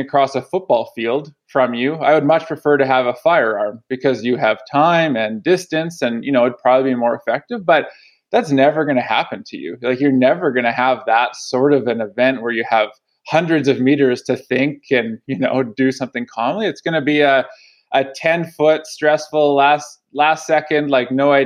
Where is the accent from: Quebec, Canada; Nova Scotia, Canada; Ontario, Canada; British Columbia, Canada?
British Columbia, Canada; Chilliwack; I grew up in Chilliwack, so in the lower mainland